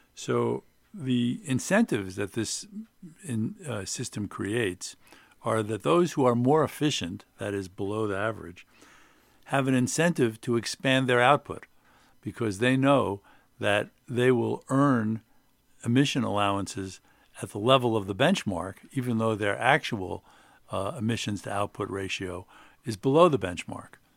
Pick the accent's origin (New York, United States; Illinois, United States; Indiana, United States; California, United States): New York, United States; Long Island; moved away; also born or lived in Washington; I grew up on Long Island